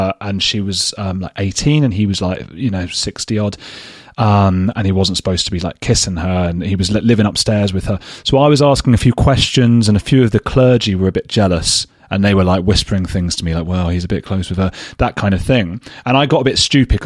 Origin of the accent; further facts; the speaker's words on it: Watford, East of England, United Kingdom; I'm from Watford, just outside London